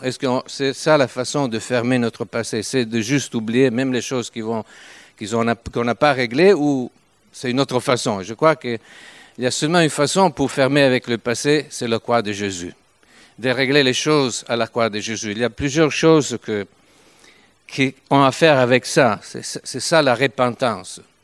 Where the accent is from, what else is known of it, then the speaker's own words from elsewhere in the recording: Turin, Piedmont, Italy; accent: Italian; French is a second language; nous sommes italiens, même si je parle français depuis quelque temps, mais je ne peux pas quitter mon accent italien.